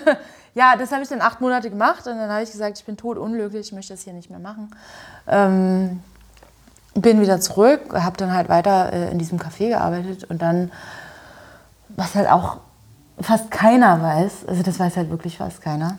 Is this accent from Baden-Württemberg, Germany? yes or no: no; Görlitz, Saxony, Germany; moved away as an adult; now in Berlin, Germany; In Görlitz, in meiner Heimatstadt